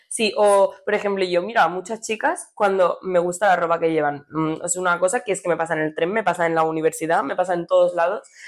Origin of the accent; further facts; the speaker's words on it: Cornellà de Llobregat, Catalonia, Spain; somos de Cornella